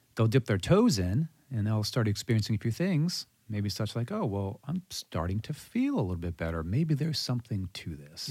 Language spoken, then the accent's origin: English; Mandeville, Louisiana, United States; Born and raised, native of Mandeville, Louisiana